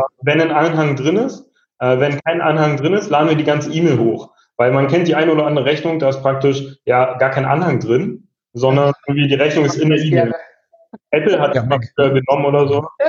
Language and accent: German; Berlin, Germany; ich bin auch ursprünglich Berliner